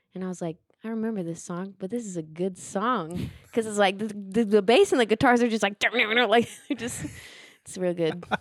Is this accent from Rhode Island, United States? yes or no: no; Osage County, Oklahoma, United States; moved away; my hometown